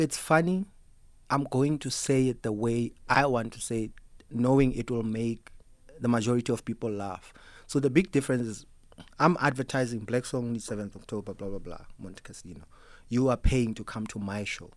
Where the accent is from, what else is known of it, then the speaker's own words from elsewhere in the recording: Free State, South Africa; I come from the Free State